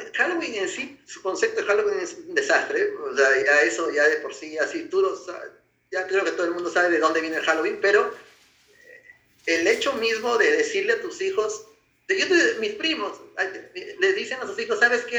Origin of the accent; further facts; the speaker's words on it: Peru; soy peruano